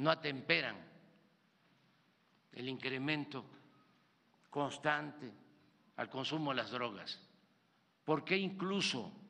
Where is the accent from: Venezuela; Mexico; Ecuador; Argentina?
Mexico